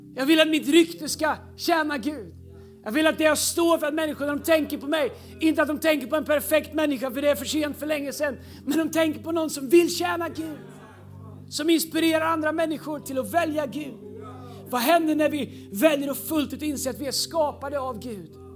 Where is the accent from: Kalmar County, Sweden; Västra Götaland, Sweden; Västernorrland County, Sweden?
Västra Götaland, Sweden; Tidaholm; now in Stockholm, Sweden; När jag växte upp i Pingstkyrkan i Tidaholm